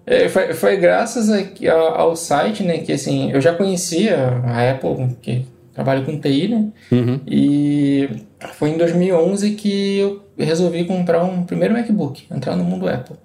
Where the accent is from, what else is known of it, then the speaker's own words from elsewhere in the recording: Rio de Janeiro, Brazil; moved away as an adult; also born or lived in Barueri; now in Curitiba, Brazil; É, eu sou nascido, nasci no Rio de Janeiro.